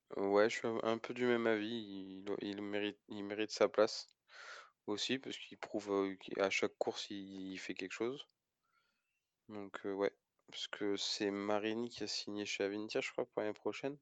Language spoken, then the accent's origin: French; France; en tant que Français